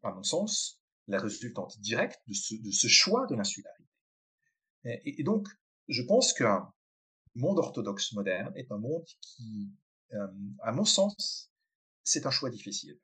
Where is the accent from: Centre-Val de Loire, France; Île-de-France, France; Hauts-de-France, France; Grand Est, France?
Grand Est, France; Colmar; moved away as an adult; also born or lived in Geneva, Switzerland / Israel; J'ai été, grandi une famille traditionnelle alsacienne, euh, Colmar en Alsace